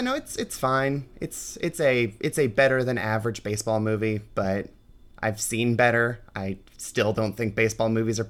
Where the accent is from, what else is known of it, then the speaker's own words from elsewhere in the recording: Cleveland, Ohio, United States; I'm from Cleveland, so that is like an institution here.